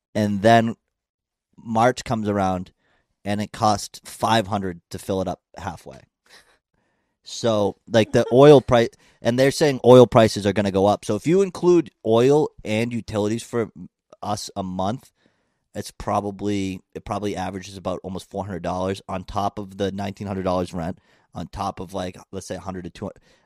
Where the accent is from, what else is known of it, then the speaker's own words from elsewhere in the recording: Plymouth, Massachusetts, United States; my hometown in Plymouth